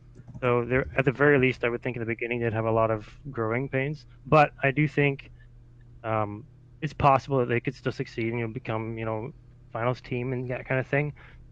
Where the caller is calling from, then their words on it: British Columbia, Canada; I'm calling from British Columbia, Canada.